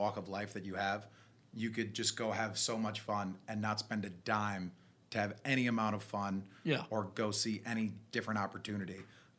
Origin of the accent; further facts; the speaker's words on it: New Orleans, Louisiana, United States; moved away as an adult; now in Las Vegas, United States; I grew up in New Orleans, Louisiana.